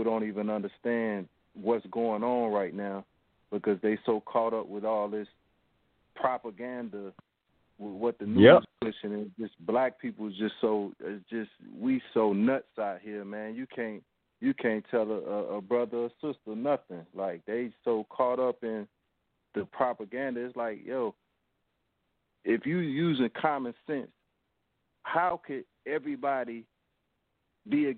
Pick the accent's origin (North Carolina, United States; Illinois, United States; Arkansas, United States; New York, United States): North Carolina, United States; I'm from North Carolina. I'm actually probably like 10 to 15 minutes from the place that you said, Kannapolis, North Carolina.